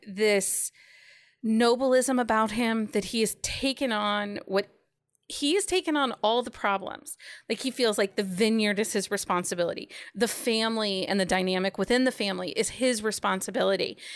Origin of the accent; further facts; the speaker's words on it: Philadelphia, Pennsylvania, United States; now in Ohio, United States; I was born in Philly